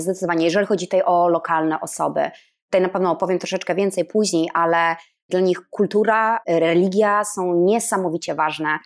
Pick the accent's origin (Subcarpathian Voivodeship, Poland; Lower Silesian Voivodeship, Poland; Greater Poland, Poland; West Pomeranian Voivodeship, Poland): West Pomeranian Voivodeship, Poland; Stargard; moved away; ja pochodzę z północy Polski, z małego miasteczka ze Stargardu Szczecińskiego, spod Szczecina.